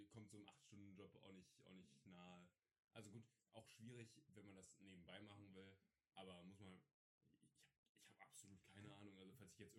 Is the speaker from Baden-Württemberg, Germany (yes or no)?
no; Saxony, Germany; Ich bin Sachse.